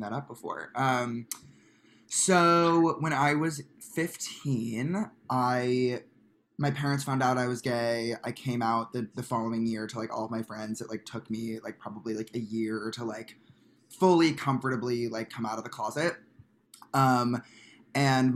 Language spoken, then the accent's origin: English; Chicago, Illinois, United States; moved away; also born or lived in Glenbrook, Illinois; I grew up in Chicago, in the cold, in the snow